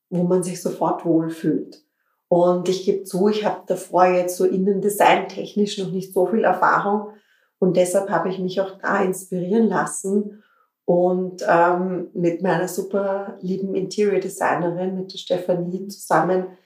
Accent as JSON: {"language": "German", "town": "Klosterneuburg", "region": "Lower Austria", "country": "Austria", "said": "ich komme aus Klosterneuburg, ich habe recherchiert, so in Richtung Thulen gibt es eigentlich noch, ähm, noch keine Brautbodengeschäfte."}